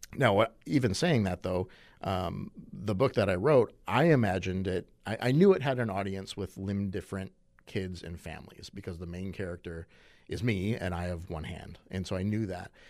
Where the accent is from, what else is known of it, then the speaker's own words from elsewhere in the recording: Madison, Wisconsin, United States; I was born in Madison